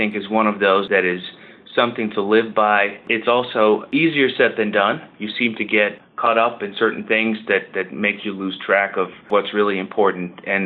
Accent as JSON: {"language": "English", "country": "Netherlands", "tie": "born or raised there", "moved": "as an adult", "lives_now": "Georgia, United States", "said": "I grew up in the Netherlands"}